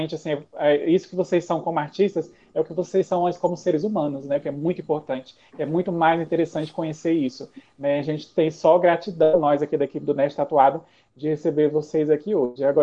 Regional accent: Brazil; e vocês que são, nós que somos brasileiros, não se assustem.

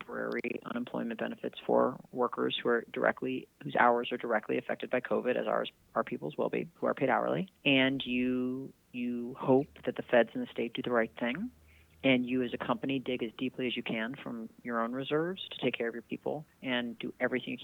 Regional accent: Illinois, United States; born or raised there

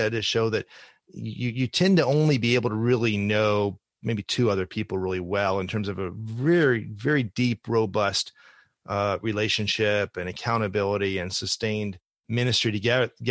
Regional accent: Ohio, United States; one church that I have some experience with growing up in Ohio

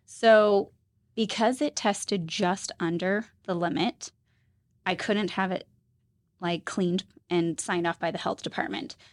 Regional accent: Utah, United States; also born or lived in Tennessee; So I am a native, born and raised Utah.

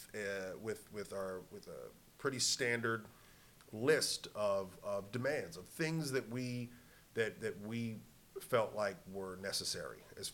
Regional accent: Snohomish, Washington, United States; I am from Snohomish, Washington

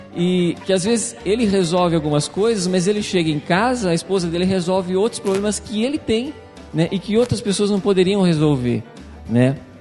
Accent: Jaú, São Paulo, Brazil; sou de Jaú

